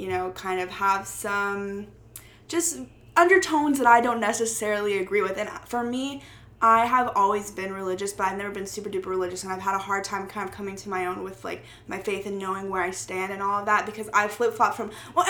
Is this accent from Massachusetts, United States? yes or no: no; Texas, United States; now in Boston, United States; I come from Texas